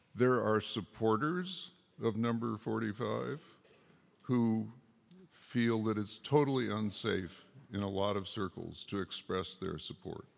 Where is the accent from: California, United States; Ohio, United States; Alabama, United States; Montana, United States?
California, United States; Berkeley; I was from Berkeley, so I was the diversity guy